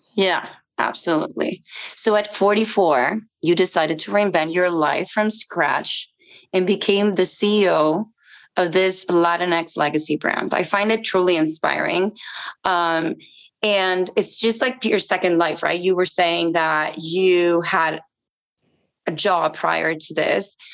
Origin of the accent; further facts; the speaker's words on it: Mexico; now in Yucatan, Mexico; I'm Mexican myself, and I live in Yucatan.